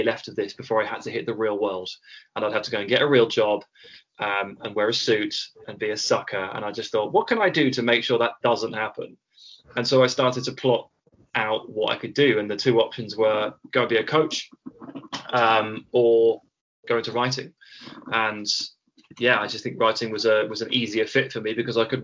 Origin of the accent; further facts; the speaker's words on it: Hampshire, South East England, United Kingdom; moved away as an adult; also born or lived in Birmingham / Bristol; now in London, United Kingdom; I was born in Birmingham, the Birmingham in England, and then I moved to Hampshire, the Hampshire in England, and then I went to university in Bristol, the Bristol in England, before I finally settled down in London